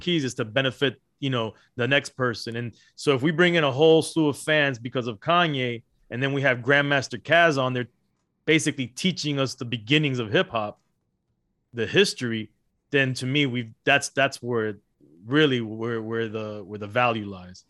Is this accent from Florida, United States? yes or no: yes; Miami, Florida, United States; also born or lived in Los Angeles, California; I was born in Los Angeles, raised in Miami, Florida